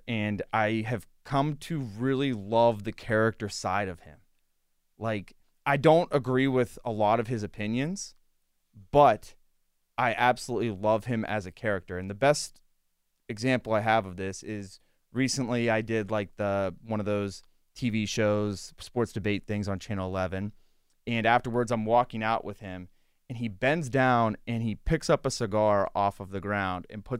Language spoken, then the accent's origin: English; Latrobe, Pennsylvania, United States; I'm from Latrobe.